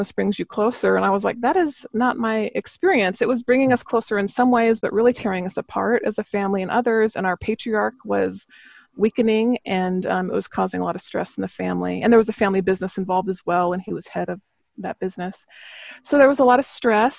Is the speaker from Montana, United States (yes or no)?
yes; Missoula, Montana, United States; moved away as an adult; also born or lived in Seattle; I was raised in Missoula, Montana